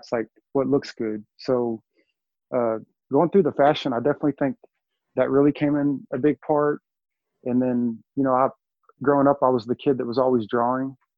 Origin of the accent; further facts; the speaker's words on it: Texas, United States; now in Arkansas, United States; I'm from Texas.